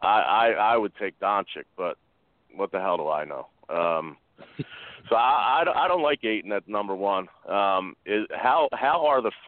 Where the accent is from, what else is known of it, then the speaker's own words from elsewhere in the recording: Philadelphia, Pennsylvania, United States; I'm from Philadelphia